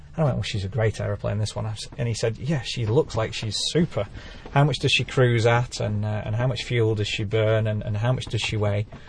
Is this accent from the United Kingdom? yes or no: yes; Lake District, North West England, United Kingdom; this is my hometown